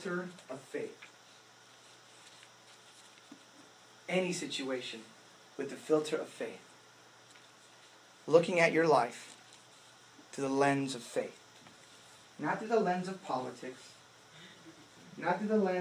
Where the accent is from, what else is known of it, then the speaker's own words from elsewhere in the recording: United States; as an American, especially as a Christian